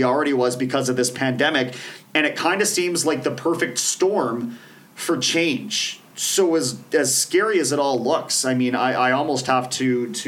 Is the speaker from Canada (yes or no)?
yes; Canada; we're Canadian